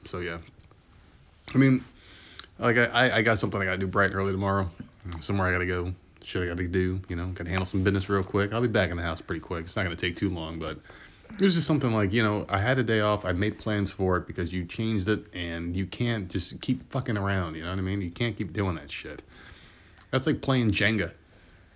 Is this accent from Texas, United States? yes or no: no; New Jersey, United States